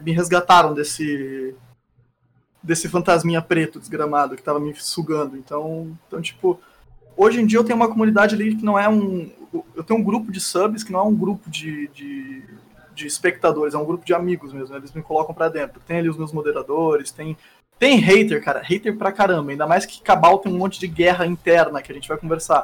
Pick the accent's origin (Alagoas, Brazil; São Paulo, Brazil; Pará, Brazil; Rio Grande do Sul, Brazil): São Paulo, Brazil; Barretos; now in Gaspar, Brazil; Eu sou original de Barreto, São Paulo, e moro em Gaspar